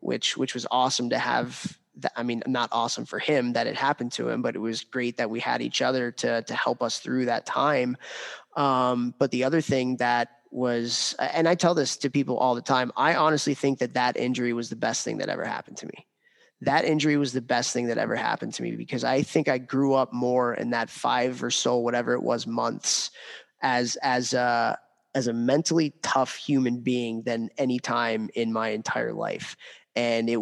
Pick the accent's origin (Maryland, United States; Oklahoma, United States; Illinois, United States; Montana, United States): Illinois, United States; Chicago; guy that I grew up playing with in Chicago